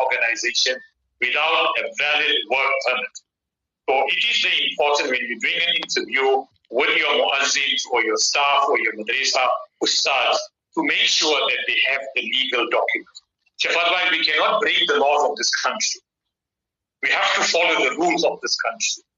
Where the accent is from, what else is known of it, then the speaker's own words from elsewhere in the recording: South Africa; our duty as South African citizens